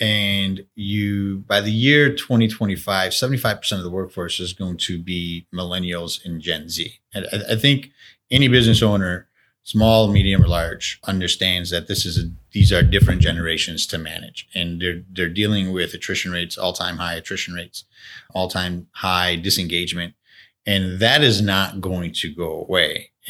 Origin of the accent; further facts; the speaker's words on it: Buffalo, New York, United States; I'm born and raised in Buffalo, and I've had, you know, siblings who have left Buffalo and then have come back to Buffalo.